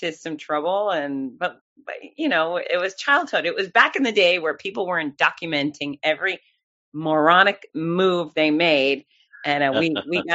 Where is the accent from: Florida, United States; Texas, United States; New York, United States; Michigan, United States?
Florida, United States; Fort Lauderdale; now in Gainesville, United States; OG, Fort Lauderdale. Grew up there, came up to Gainesville, Florida for college